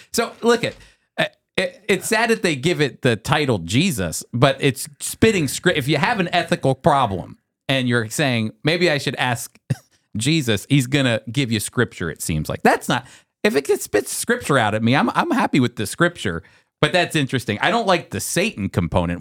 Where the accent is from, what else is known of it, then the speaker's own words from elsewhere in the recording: United States; as an American